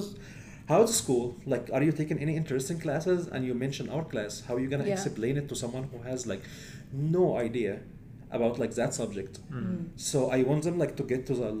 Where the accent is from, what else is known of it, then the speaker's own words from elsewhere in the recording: Egypt; moved away as an adult; I come from Egypt, so like we have long history